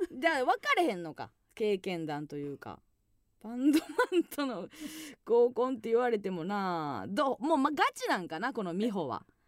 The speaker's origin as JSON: {"language": "Japanese", "area": "Kansai", "region": "Osaka", "country": "Japan", "tie": "born or raised there", "moved": "yes", "said": "地元大阪関西"}